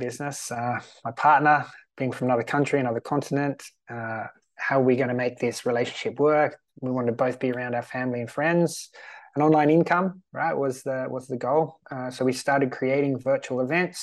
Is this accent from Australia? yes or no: yes; Australia; also born or lived in Sweden; now in Malta; I'm Australian. I'm currently living in Sweden.